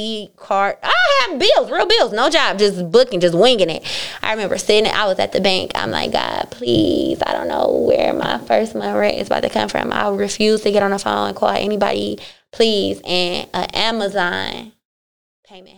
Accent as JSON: {"language": "English", "town": "Cleveland", "region": "Ohio", "country": "United States", "said": "I'm from Cleveland"}